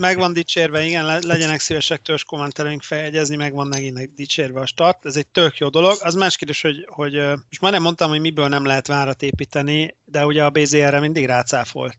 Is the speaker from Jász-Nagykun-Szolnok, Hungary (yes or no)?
no; Debrecen, Hajdú-Bihar, Hungary; én ugye Debreceniként